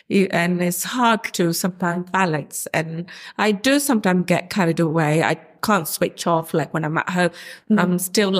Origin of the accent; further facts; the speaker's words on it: London, United Kingdom; also born or lived in Bangladesh; we grew up in Camden, similar family settings